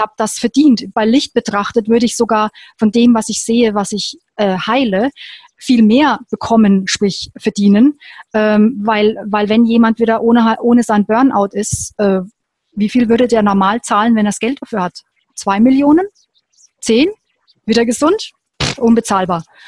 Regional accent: Würzburg, Bavaria, Germany; ich bin in Würzburg geboren und habe da auch noch dort gelebt

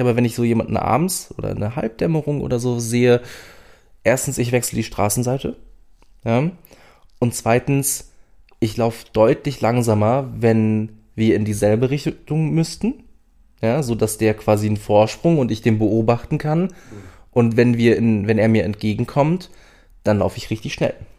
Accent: Berlin, Germany; now in Saxony-Anhalt, Germany; ich wohne schon lange genug in Sachsen-Anhalt, um mich als äh, Sachsen-Anhaltiner zu fühlen und nicht mehr als Berliner

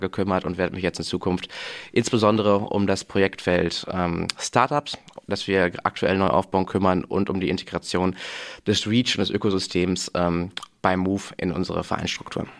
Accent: Münster, North Rhine-Westphalia, Germany; moved away; bin gebürtiger Münsteraner tatsächlich, den es dann auch zum Studium wieder nach Münster verschlagen hat

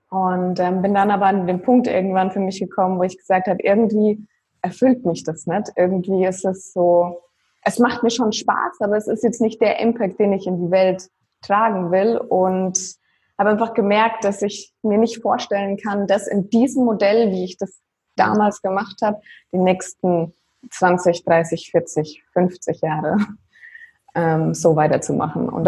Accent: Würzburg, Bavaria, Germany; ja, auch da komme ich quasi her

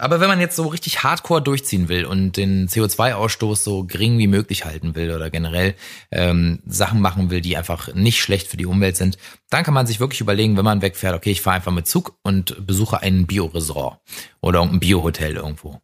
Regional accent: Potsdam, Brandenburg, Germany; aus meiner Heimatstadt Potsdam

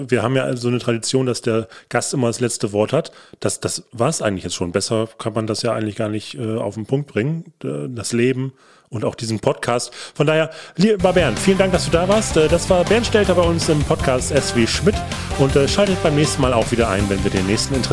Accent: Hamburg, Germany; diese Eindrücke durfte ich als Hamburger dann Jahre später beim Schlagermove nachholen

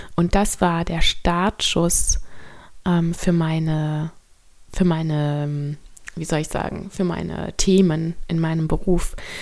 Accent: North Rhine-Westphalia, Germany; moved away as an adult; now in Bornholm, Denmark; Also ich bin in Deutschland am Niederrhein geboren und aufgewachsen

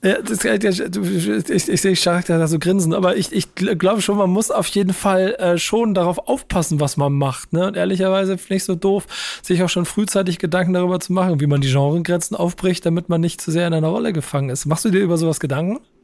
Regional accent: Hamburg, Germany; das bin Hamburger

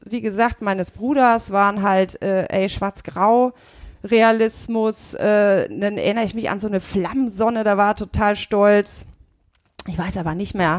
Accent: Burgdorf, Lower Saxony, Germany; also born or lived in Leipzig; ich bin aus Hannover, aus der Nähe, aus Burgdorf.

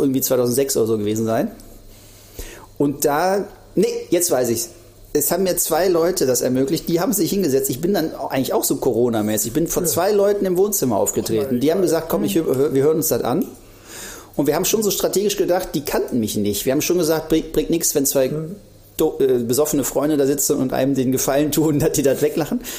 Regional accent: Krefeld, North Rhine-Westphalia, Germany; moved away as an adult; also born or lived in Duisburg / Siegen / Cologne; in Krefeld aufgewachsen, äh, also sozusagen Niederrhein ist das ja

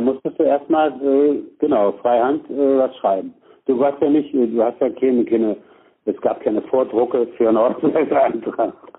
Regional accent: Berlin, Germany; Weil ich bis zum zehnten Lebensjahr einen großen Teil meiner Kindheit in Westberlin verbracht habe

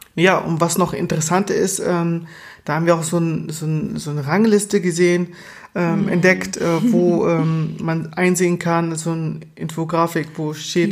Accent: Baden-Württemberg, Germany; Baden-Württemberg, genau, wo ich aufgewachsen bin.

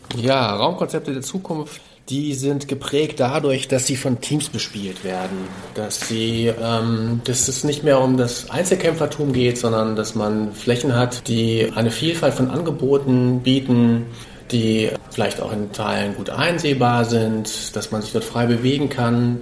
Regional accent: Hamburg, Germany; ich bin ja aus Hamburg

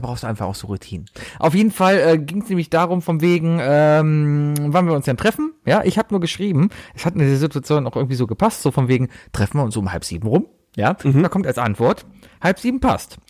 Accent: Cologne, North Rhine-Westphalia, Germany; ich war Stammkunde als Kind im Scherzartikelladen hier in Köln

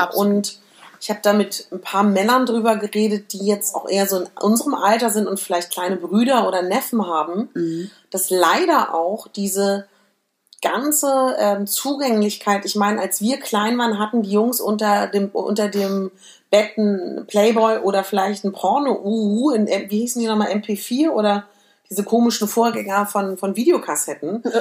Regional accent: Berlin, Germany; ich komme ja aus Berlin

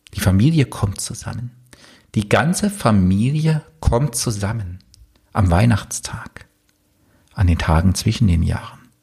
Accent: East Germany, Germany; ich bin im Osten aufgewachsen

